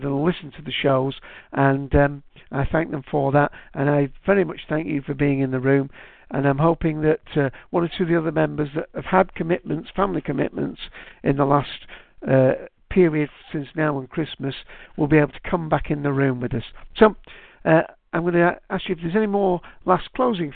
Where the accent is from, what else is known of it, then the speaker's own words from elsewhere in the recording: Manchester, North West England, United Kingdom; I'm from Manchester. If you haven't guessed with my accent